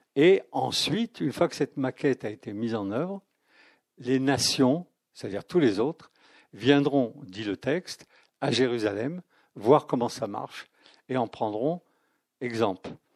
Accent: France; Je ne suis pas chrétien, mais je suis français

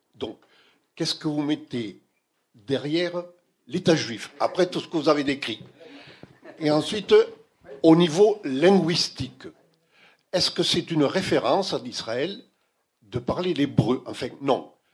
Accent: France; je suis français

